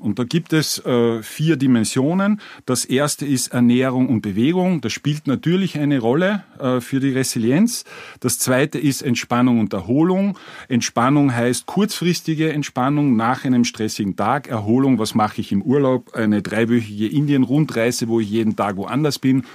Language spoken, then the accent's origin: German; Carinthia, Austria; ich bin aus Kärnten